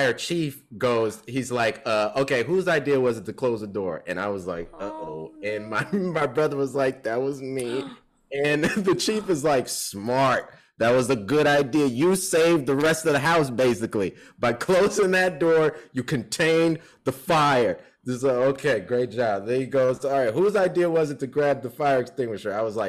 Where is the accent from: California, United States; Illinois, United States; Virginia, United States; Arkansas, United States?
Illinois, United States; Chicago; also born or lived in South Holland / Memphis; So I was born in Chicago. We moved to South Holland, which is a Chicago suburb, when I was 7. And then, yeah, when I was 10, we moved to Memphis.